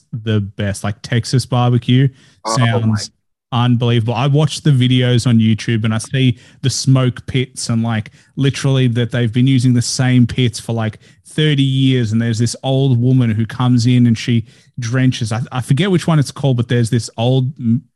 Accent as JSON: {"language": "English", "country": "Australia", "said": "as an Australian"}